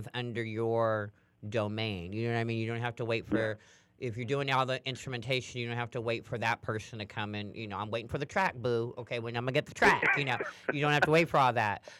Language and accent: English; Sacramento, California, United States; now in San Francisco Bay Area, United States; Sacramento? That's where I'm from